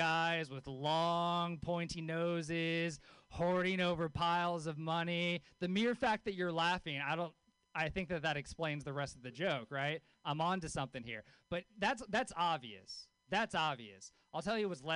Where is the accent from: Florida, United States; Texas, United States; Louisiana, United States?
Louisiana, United States; born or raised there; moved away